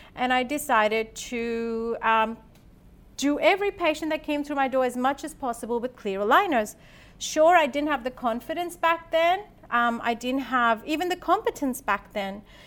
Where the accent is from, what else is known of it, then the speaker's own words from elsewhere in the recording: India; also born or lived in Sydney, Australia / Adelaide, Australia; now in Australia; I'm born and brought up in India